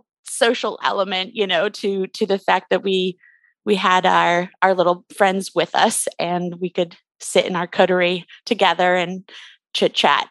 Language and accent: English; Canada; I grew up in Canada